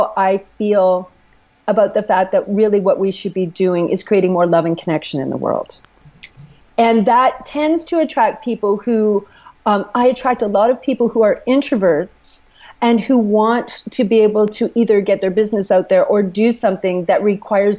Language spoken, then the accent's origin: English; Canada; I'm Canadian